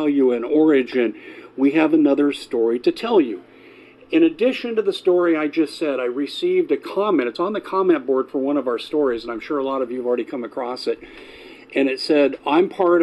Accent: Arizona, United States; my home state, Arizona

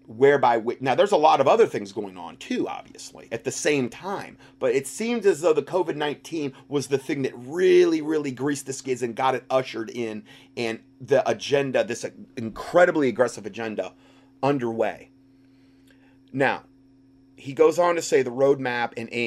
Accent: Canada; I need to start off by saying that I am not happy doing this, but I have to as a Canadian and more importantly as a parent who wants a better future not only for my children but for other children as well.

